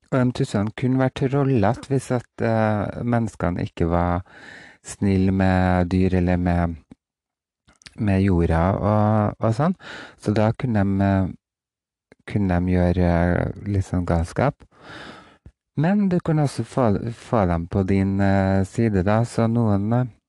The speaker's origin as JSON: {"language": "Norwegian", "town": "Roan", "region": "Trøndelag", "country": "Norway", "tie": "born or raised there", "said": "det er en eh, liten øy utafor Roan der jeg vokste opp"}